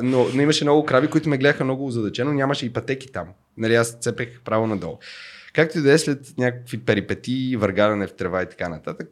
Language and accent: Bulgarian; Bulgaria; аз му казах от България